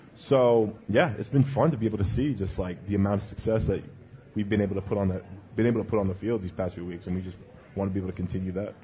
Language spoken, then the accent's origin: English; British Columbia, Canada; moved away; I grew up in British Columbia